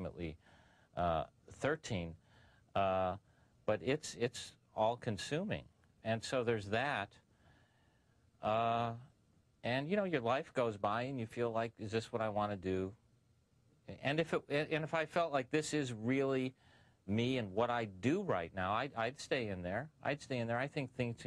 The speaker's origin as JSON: {"language": "English", "town": "Tucson", "region": "Arizona", "country": "United States", "moved": "as an adult", "lives_now": "Los Angeles, United States", "said": "I was from Tucson, Arizona. I moved"}